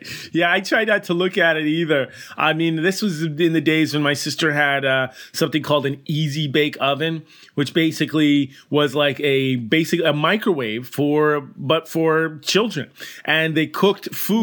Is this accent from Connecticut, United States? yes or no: yes; Burlington, Connecticut, United States; I grew up in Burlington, Connecticut